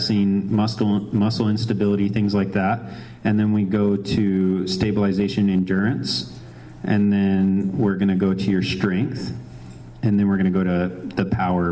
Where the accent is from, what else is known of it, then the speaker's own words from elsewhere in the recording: New Mexico, United States; It is 505. I'm from New Mexico